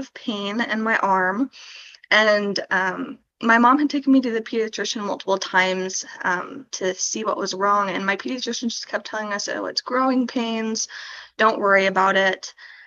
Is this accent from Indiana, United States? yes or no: no; St. Louis, Missouri, United States; moved away as an adult; I'm from St. Louis, Missouri.